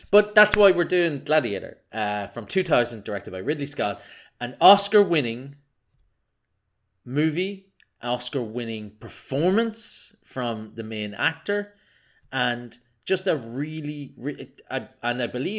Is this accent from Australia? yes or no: no; Ireland; accent: Irish; I'm a physics guy. I'm Irish, as you can tell from my delightful accent.